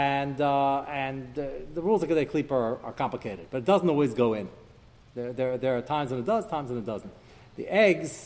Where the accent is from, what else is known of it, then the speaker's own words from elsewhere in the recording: United States; moved away; I grew up in America